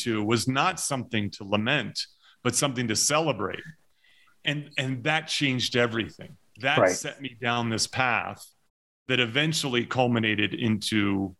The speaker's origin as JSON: {"language": "English", "region": "New Jersey", "country": "United States", "tie": "born or raised there", "said": "In New Jersey."}